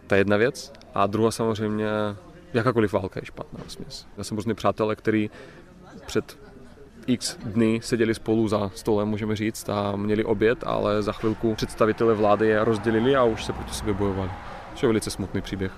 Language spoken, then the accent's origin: Czech; Crimea, Ukraine; Czech is a second language; now in Czech Republic; Jsem vlastně původně z Krymu. Národnosti jsem Rus